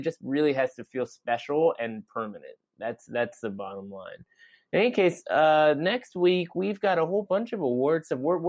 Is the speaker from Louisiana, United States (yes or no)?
no; Seattle, Washington, United States; when I grew up in Seattle